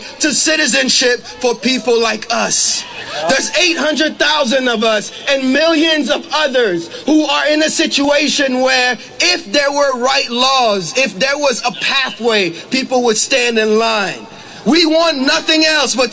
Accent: Côte d’Ivoire; now in United States; I am from the Ivory Coast in West Africa

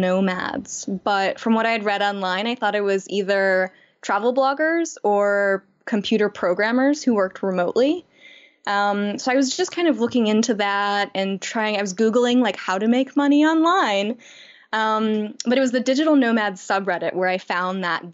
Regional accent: Chicago, Illinois, United States; moved away as an adult; I grew up in Chicago

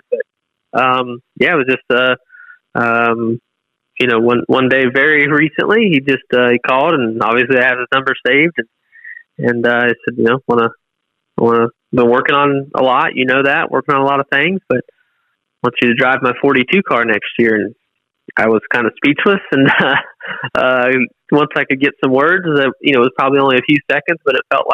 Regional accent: Southwest Florida, United States; moved away; we're from Southwest Florida, but we're inland, and that's the difference. We grow watermelons

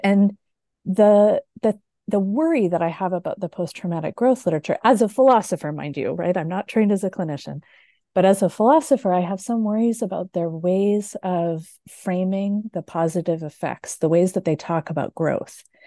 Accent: Canada; now in Michigan, United States; I am Canadian. I now live in the U S

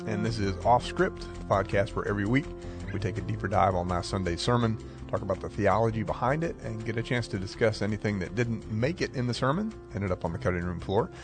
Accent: Maryland, United States; I grew up in Maryland and I knew farmers

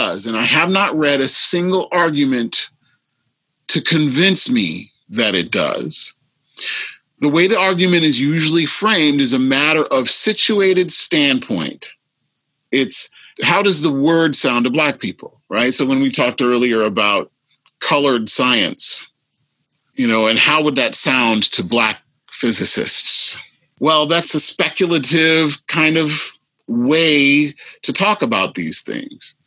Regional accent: the Midwest, Iowa, United States; I grew up in the Midwest.

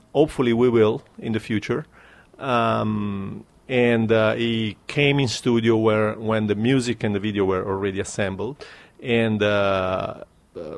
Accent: Naples, Campania, Italy; my own town is Naples

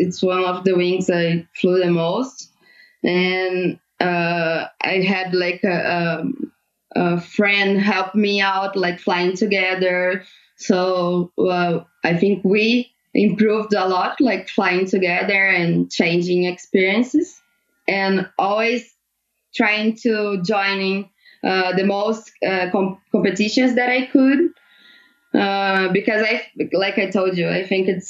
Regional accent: near Andradas, Minas Gerais, Brazil; my hometown in Andradas

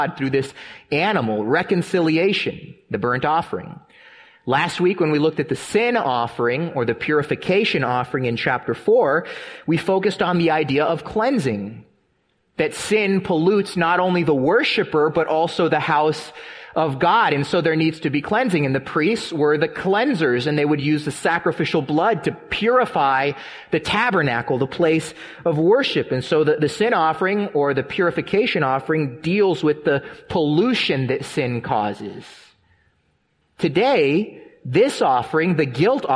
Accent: San Diego, California, United States; growing up in San Diego

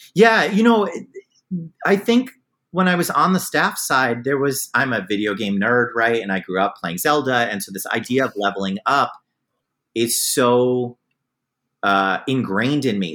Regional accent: New York City area, United States; moved away as an adult; also born or lived in Vermont; now in Cleveland, United States; I'm from New York City, the New York City area

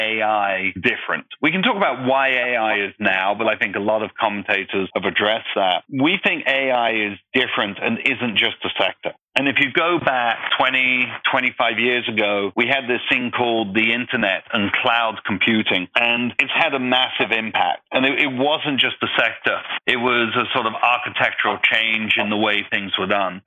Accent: London, United Kingdom; accent: English; moved away as an adult; also born or lived in Oxford / New York; now in United States; Grew up in London, England

